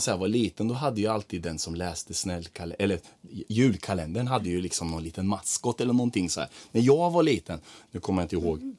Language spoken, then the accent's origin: Swedish; Croatia; now in Sweden; nere i mitt hemland i Kroatien där jag är ifrån där hälsar alla på varandra